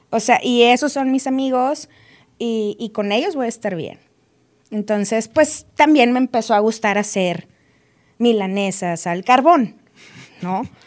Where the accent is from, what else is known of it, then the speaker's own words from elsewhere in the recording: Monterrey, Nuevo León, Mexico; moved away as an adult; now in Mexico City, Mexico; soy regia, soy foránea